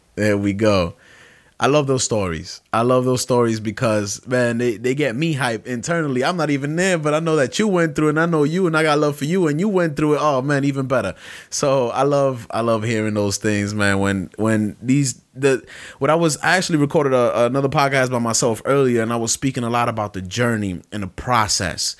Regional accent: Brooklyn, New York, United States; moved away; I'm from Brooklyn my whole life

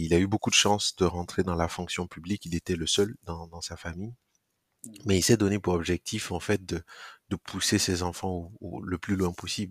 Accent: Burkina Faso; also born or lived in Koudougou; je, grandis au Burkina. Alors, je, je nais particulièrement dans une ville qui s'appelle Koudougou

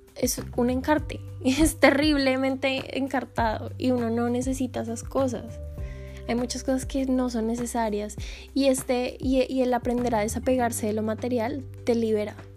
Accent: Colombia; moved away as an adult; Nosotros como colombianos

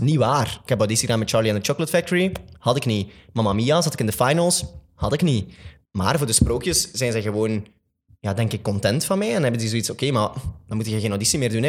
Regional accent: Flanders, Belgium; een van de grotere musicalartiesten bij ons in Vlaanderen

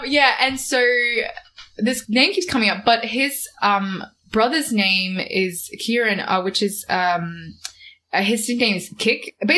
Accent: Australia; I'm very Australian

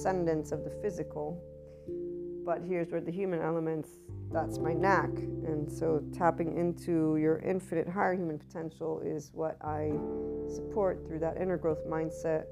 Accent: United States; also born or lived in Naples, Italy; I'm also American, so biculturally speaking

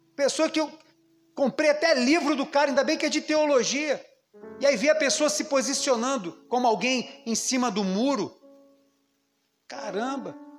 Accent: Brazil; como brasileiro

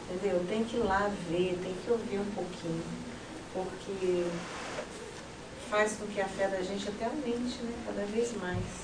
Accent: Brazil; nós somos brasileiros e nosso país está lá tão distante, né?

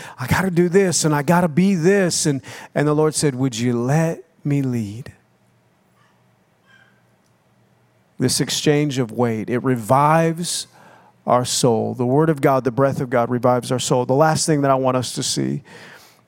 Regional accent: United States; moved away as an adult; also born or lived in Oklahoma / Minnesota; now in Florida, United States; I grew up in Oklahoma and Minnesota

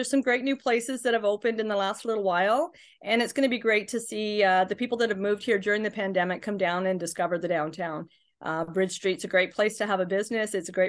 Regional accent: Carleton Place, Ontario, Canada; So I was born in the Carlton Place Hospital when people were still having babies in the Carlton Place Hospital. My big move was from one side of the bridge to the other for a few years, and then I moved back. So I haven't lived anywhere but Carlton Place.

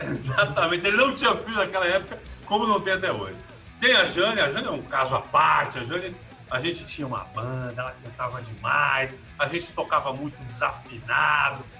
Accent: São Vicente, São Paulo, Brazil; eu sou de São Vicente

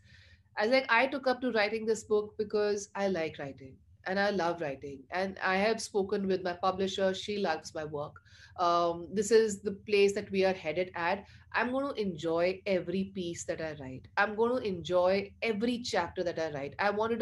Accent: Chandigarh, India; I was brought up in Chandigarh

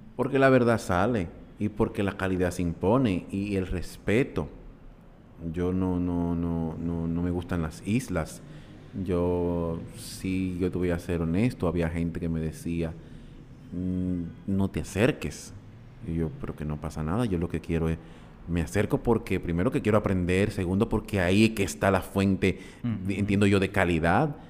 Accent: Dominican Republic; como dominicanos

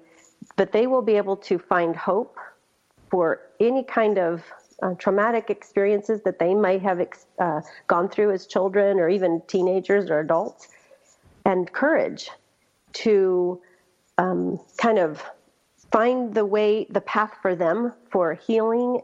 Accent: Colonia LeBaron, Chihuahua, Mexico; I was born in Mexico as well, in the colony that was founded by a great-great-grandfather

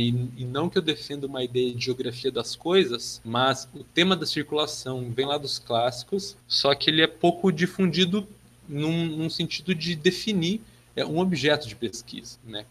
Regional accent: Passo Fundo, Rio Grande do Sul, Brazil; now in Santa Catarina, Brazil; sou natural de Passo Fundo

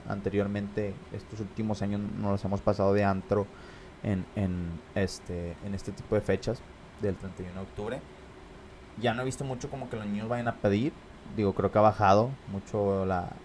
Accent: Monterrey, Nuevo León, Mexico; yo crecí ya para, para el sur de Monterrey

